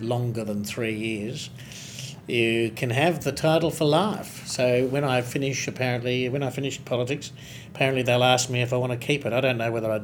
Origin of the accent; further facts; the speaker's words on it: Northam, Western Australia, Australia; now in Mandurah, Australia; I'm very proud of my origins, having been born and raised in Northam.